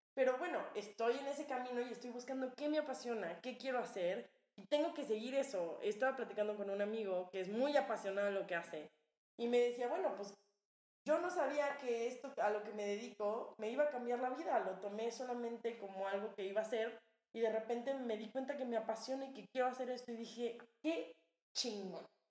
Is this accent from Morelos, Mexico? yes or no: yes; Cuernavaca, Morelos, Mexico; now in Mexico City, Mexico; de Cuernavaca